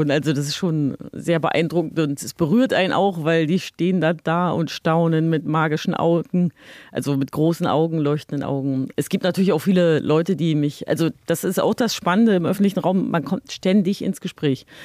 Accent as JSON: {"language": "German", "region": "East Germany", "country": "Germany", "tie": "born or raised there", "said": "ich bin in der DDR geboren und aufgewachsen und habe ja so ein ganzes politisches System oder das ganze Gesellschaftssystem zusammenbrechen sehen."}